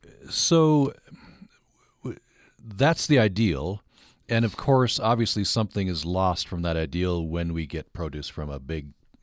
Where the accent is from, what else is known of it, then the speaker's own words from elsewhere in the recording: Vernal, Utah, United States; And I have a friend I grew up with in Vernal.